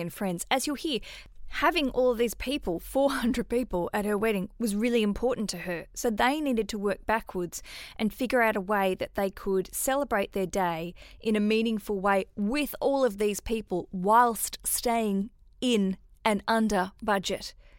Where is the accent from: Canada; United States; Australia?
Australia; Hobart, Tasmania; Hobart's a smaller town, big town, my hometown